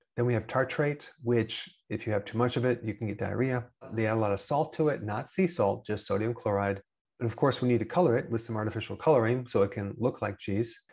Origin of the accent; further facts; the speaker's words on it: Wisconsin, United States; I'm from Wisconsin